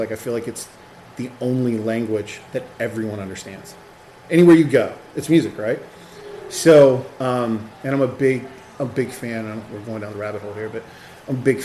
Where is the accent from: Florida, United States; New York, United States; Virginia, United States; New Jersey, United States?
Virginia, United States; Chesapeake; moved away as an adult; now in Richmond, United States; I grew up in Chesapeake